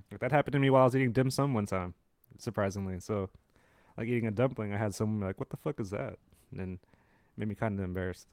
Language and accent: English; San Francisco, California, United States; I'm born in raised in San Francisco